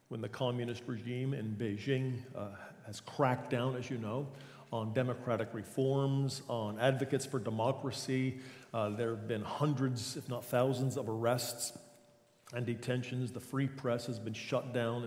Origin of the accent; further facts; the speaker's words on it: New Jersey, United States; moved away as an adult; also born or lived in Leduc, Alberta / Hamilton, Ontario / Coquitlam / Kalamazoo, Michigan; born and raised in New Jersey in the shadow of New York City